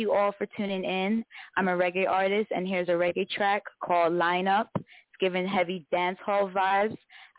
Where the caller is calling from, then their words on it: Coatesville, Pennsylvania, United States; I'm calling from Coatesville, PA.